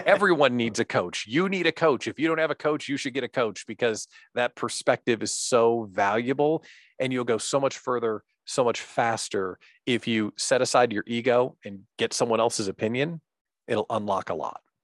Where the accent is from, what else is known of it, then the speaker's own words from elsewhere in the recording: central Illinois, United States; moved away as an adult; now in Wisconsin, United States; grew up living in central Illinois